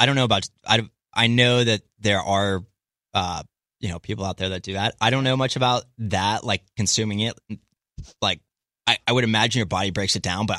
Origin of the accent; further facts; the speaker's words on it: East Coast, United States; also born or lived in San Jose; So I grew up on the East Coast, but I lived in San Jose for about 3.5 years.